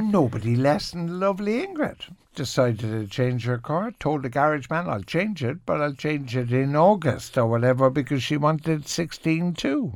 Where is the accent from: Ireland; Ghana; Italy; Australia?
Ireland; Cork, Munster; I'm from Cork, and there used to be a Ford factory. So every second car in Cork was a Ford